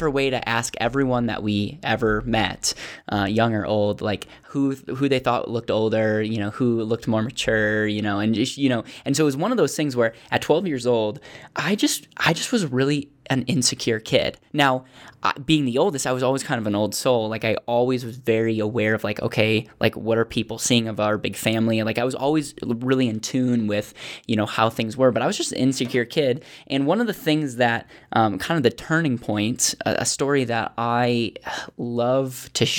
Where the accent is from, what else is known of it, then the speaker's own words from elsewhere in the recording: Bancroft, Wisconsin, United States; also born or lived in Racine; I was born in Racine, Wisconsin.